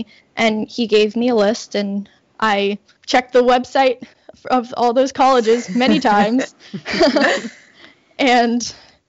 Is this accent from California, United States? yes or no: yes; Los Angeles, California, United States; moved away as an adult; also born or lived in Cincinnati, Ohio; I am from Los Angeles.